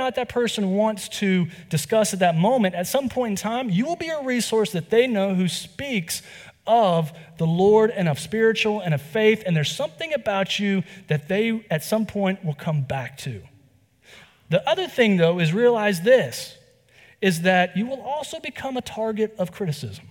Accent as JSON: {"language": "English", "region": "North Carolina", "country": "United States", "said": "I'm from the South. I'm from here in North Carolina as well"}